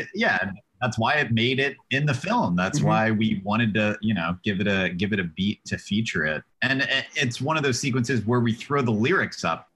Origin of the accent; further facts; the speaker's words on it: Cincinnati, Ohio, United States; I'm from Cincinnati, Ohio.